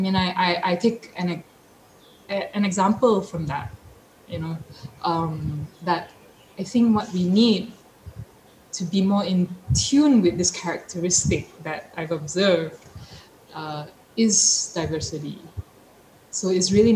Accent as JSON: {"language": "English", "town": "Petaling Jaya", "region": "Selangor", "country": "Malaysia", "tie": "born or raised there", "moved": "as an adult", "lives_now": "Port Dickson, Malaysia", "said": "I grew up a city girl, so I grew up in Petaling Jaya."}